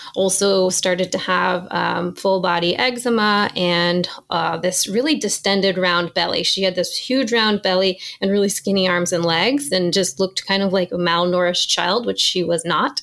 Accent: New Hampshire, United States; I grew up in New Hampshire

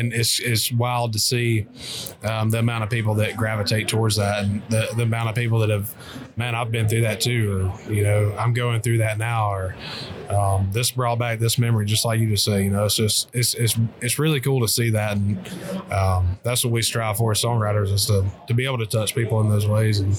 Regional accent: Kentucky, United States; I grew up hunting in Kentucky, and those birds up there, they're a different breed.

